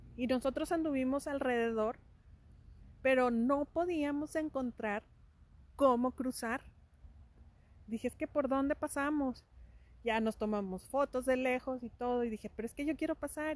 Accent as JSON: {"language": "Spanish", "country": "Mexico", "said": "somos mexicanos"}